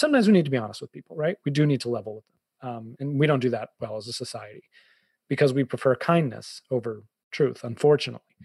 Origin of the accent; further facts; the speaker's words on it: Boston, Massachusetts, United States; also born or lived in Fairfield County, Connecticut; now in Connecticut, United States; i'm a bostonian